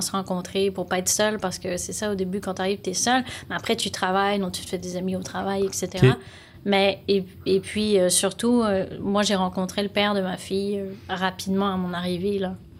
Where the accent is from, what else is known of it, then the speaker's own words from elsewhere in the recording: Lyon, Auvergne-Rhône-Alpes, France; moved away as an adult; now in Montreal, Canada; Je viens de Lyon, en France. Donc, euh, j'ai grandi, je suis née là-bas, j'ai grandi là-bas. Puis, à 25 ans, ben, je suis partie au Québec, à Montréal.